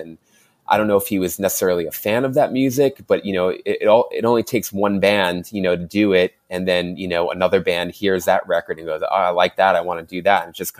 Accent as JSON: {"language": "English", "town": "Queens", "region": "New York", "country": "United States", "tie": "born or raised there", "said": "I was born and raised in Queens, New York."}